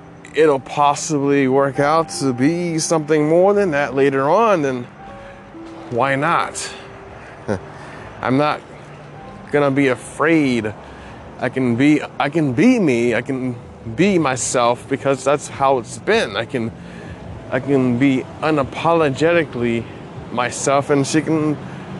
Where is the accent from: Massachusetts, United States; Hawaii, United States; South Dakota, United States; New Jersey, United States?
Hawaii, United States; I'm from Hawaii